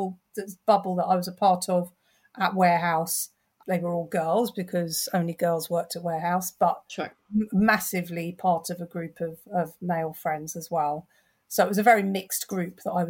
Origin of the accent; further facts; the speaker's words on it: London, United Kingdom; I'm born and bred in North London.